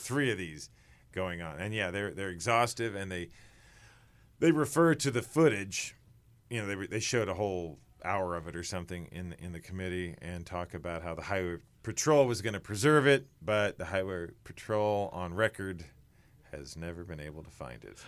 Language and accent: English; Sedalia, Missouri, United States; born or raised there